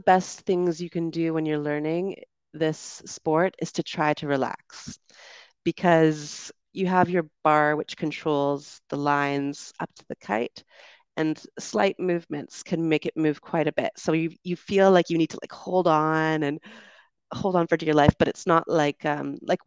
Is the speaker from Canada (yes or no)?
yes; Canada; moved away; also born or lived in United Kingdom; It might be my accent. I'm from Canada, and so we do tend to enunciate a bit more, I think.